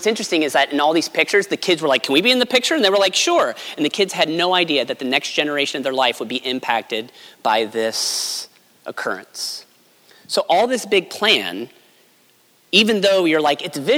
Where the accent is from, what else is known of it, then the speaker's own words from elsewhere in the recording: Cincinnati, Ohio, United States; I'm from Cincinnati